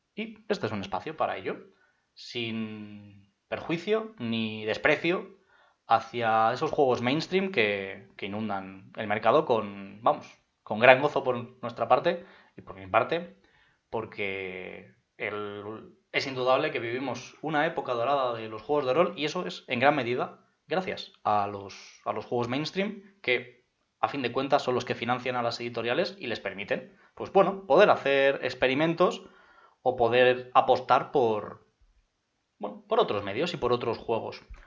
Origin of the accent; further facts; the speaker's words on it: Madrid, Community of Madrid, Spain; yo soy de Madrid